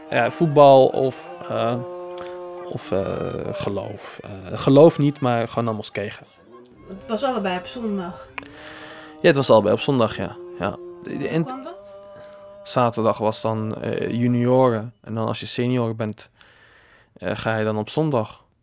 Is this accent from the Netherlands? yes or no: no; Tunisia; ik de knuffel, uh, knuffel Tunesiër.